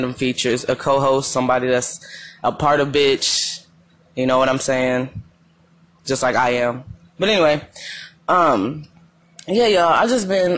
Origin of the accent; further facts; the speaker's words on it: Madera, California, United States; moved away as an adult; now in Arizona, United States; people in my hometown